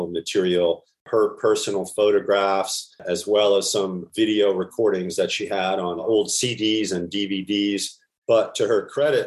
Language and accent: English; New York, United States; now in Durham, United States; I'm a New Yorker